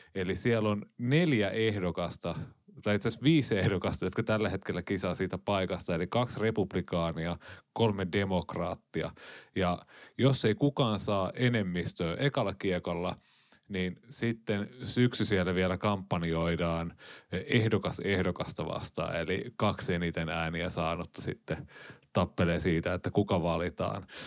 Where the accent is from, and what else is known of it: Finland